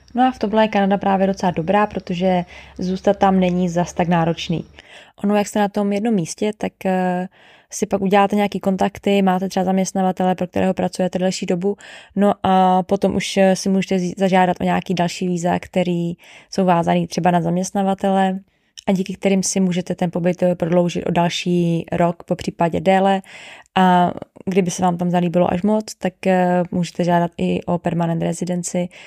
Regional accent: Czechia; My jako Češi

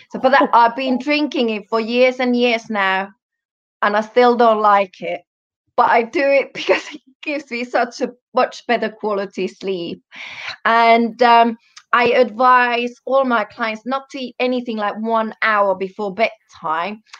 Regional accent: Finland; first language Finnish; English is a second language; also born or lived in Germany; I'm Finnish, um, born in Germany, and yes, European.

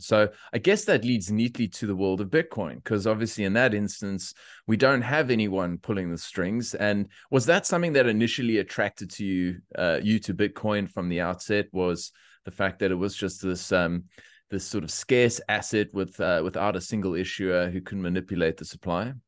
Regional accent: South Africa; moved away as an adult; now in Australia; I'm a South African, came here, uh, it's almost five and a half years now

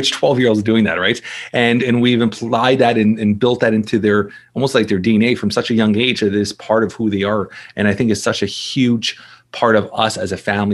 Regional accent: Toronto, Ontario, Canada; I'm born and raised in Toronto, Canada. So I'm Canadian here

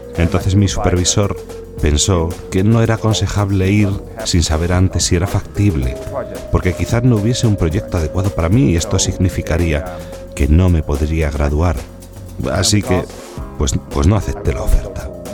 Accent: northern Netherlands, Netherlands; now in Ireland; Nací y crecí en los Países Bajos.

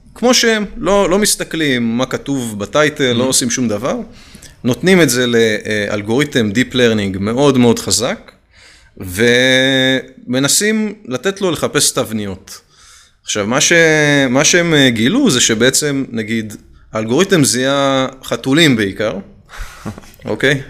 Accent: Israel

